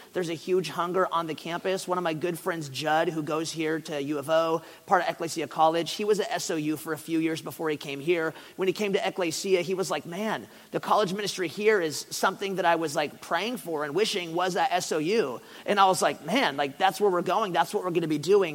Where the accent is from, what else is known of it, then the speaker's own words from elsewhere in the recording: Ashland, Oregon, United States; moved away; I, grew up in Southern Oregon